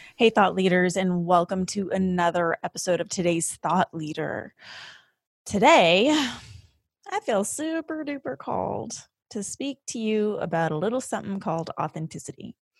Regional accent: Canada; the first generation of your family to be living in a different country, and that country for us was Canada

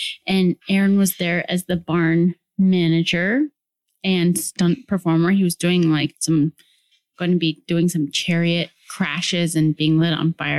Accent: Denver, Colorado, United States; I am 33 years old. I'm from Denver, Colorado.

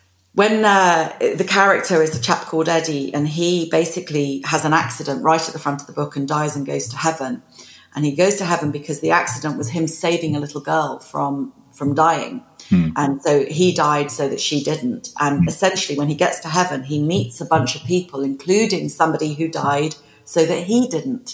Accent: United Kingdom; being British

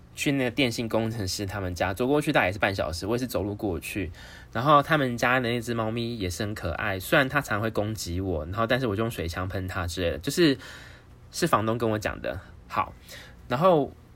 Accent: Taiwan; 我告诉他我来自台湾

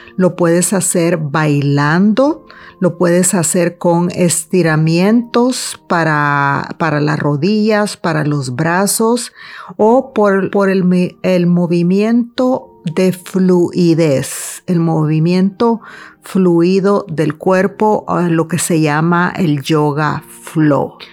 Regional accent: El Salvador; de pequeña fui una niña que fue abusada sexualmente una niña que también eh, sufrió el impacto y los traumas de la guerra en mi país, El Salvador

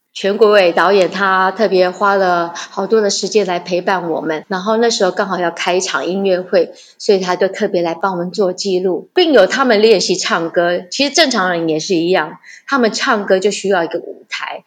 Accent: Yunlin County, Taiwan; 我们家是云林人

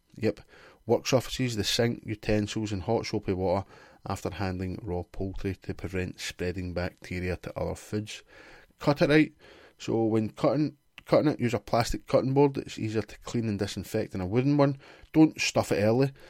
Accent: Glasgow, Scotland, United Kingdom; I'm from Glasgow

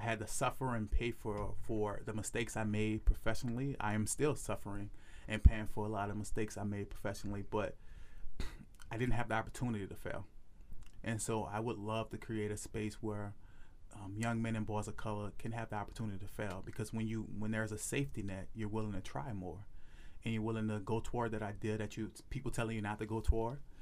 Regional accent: New Orleans, Louisiana, United States; I'm from New Orleans

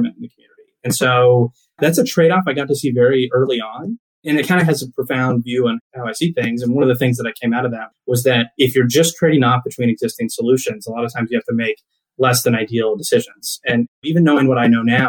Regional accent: Riesel, Texas, United States; also born or lived in Tulsa, Oklahoma / Houston, Texas; my hometown is Riesel, Texas, a small town in central Texas.

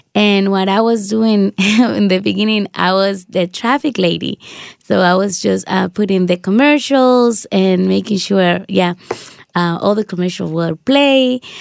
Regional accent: Dominican Republic; moved away; I grew up in the Dominican Republic.

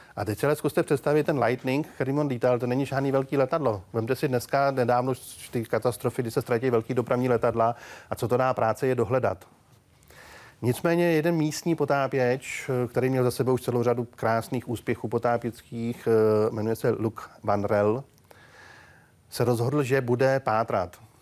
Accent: Plzeň, Plzeň Region, Czechia; já jsem z Plzně

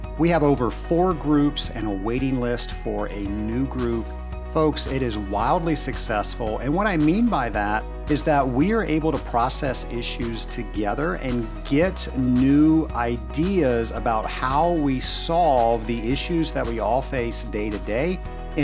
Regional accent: Georgia, United States; Savannah, Georgia. It is one of my favorite places in my home state.

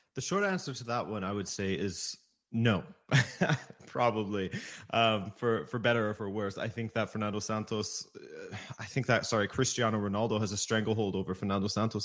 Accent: Canada; my parents are actually from the Azores in the middle of the Atlantic Ocean, the uh, Hawaii Atlantic edition, basically. So growing up, um, I always watched Portuguese matches with my dad, even though I was born and raised in Canada

